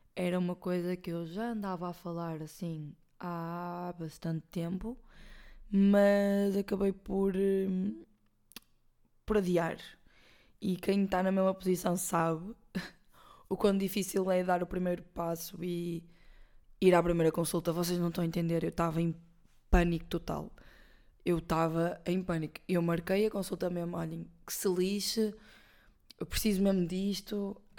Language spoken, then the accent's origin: Portuguese; Porto, Norte, Portugal; somos do Porto